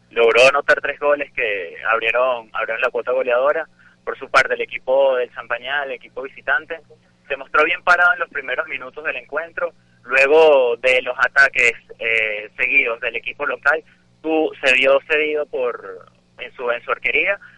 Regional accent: Venezuela; now in Argentina

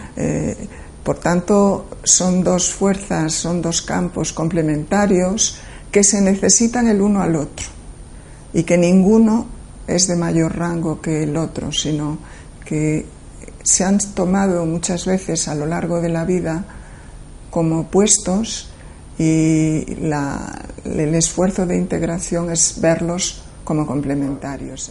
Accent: Galicia, Spain; also born or lived in near Madrid; now in Madrid, Spain; nací en Galicia

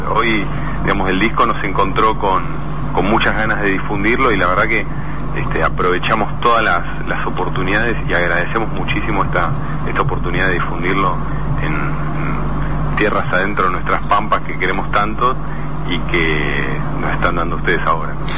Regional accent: Argentina; nosotros nacimos acá

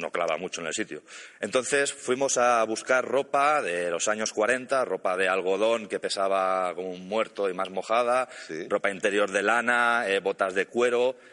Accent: Catalonia, Spain; Yo soy catalán.

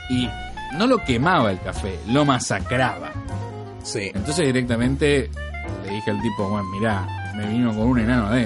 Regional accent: Argentina

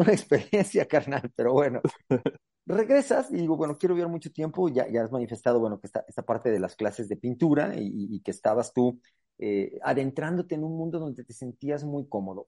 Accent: Aguascalientes, Mexico; aquí Tierra Santa, Aguascalientes

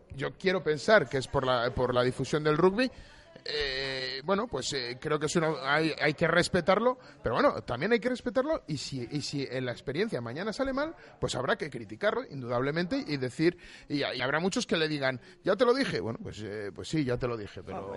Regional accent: Valladolid, Castile and León, Spain; yo también soy vallisoletano

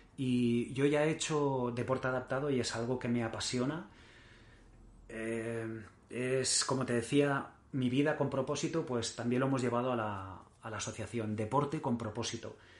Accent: Mallorca, Balearic Islands, Spain; also born or lived in Barcelona; Yo nací en Barcelona y con, un año y poco me llevaron a, mis padres a, vivir a Mallorca y, llevo toda la vida allí

